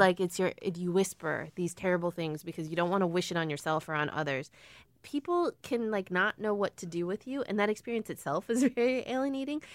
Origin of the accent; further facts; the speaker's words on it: Illinois, United States; I grew up in Illinois